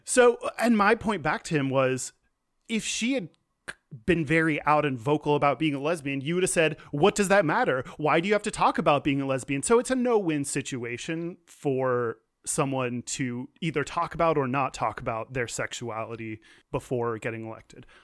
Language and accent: English; Houston, Texas, United States; moved away; I'm from Houston